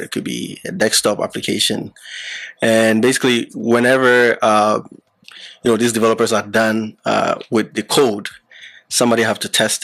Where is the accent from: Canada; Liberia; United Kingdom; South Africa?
Liberia; moved away; also born or lived in Ghana; I was born in Liberia, but my parents were from Ghana